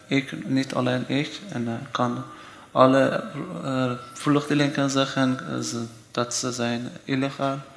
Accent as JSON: {"language": "Dutch", "country": "Iran", "second_language": "Dutch", "moved": "as an adult", "lives_now": "Nijmegen, Netherlands", "said": "ik kom uit Iran. ik woon bijna vier jaar in Nederland. En uh, hoe kwam ik in Nederland? Ja, eerst ik kwam eh, naar Turkije, mhm. dan Griekenland, dan eh, Frankrijk, dan Nederland."}